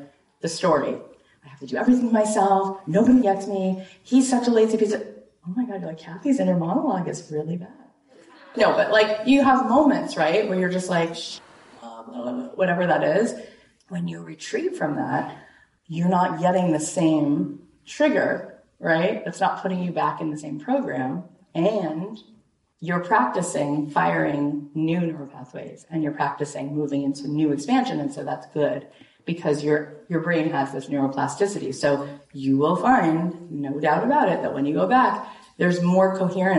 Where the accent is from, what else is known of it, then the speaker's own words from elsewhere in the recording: Boca Raton, Florida, United States; moved away as an adult; also born or lived in Jerusalem, Israel / Los Angeles, California; now in Boca Raton, United States; I grew up right here in Boca Raton, Florida